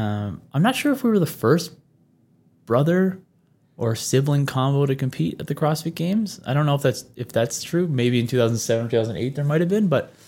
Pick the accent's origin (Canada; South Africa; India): Canada; Newfoundland and Labrador; I'm from the Labrador section. I'm not the island. I'm not the islander. Mm-hmm. But I guess that my accent 10 years ago, 15 years ago, definitely would have suggested I was a Newfie.